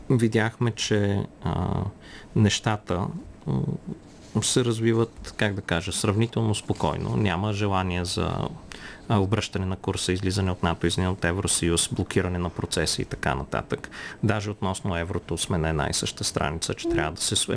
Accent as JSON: {"language": "Bulgarian", "country": "Bulgaria", "said": "когато Русия ни сложи като българи в списъка с неприятелски държави"}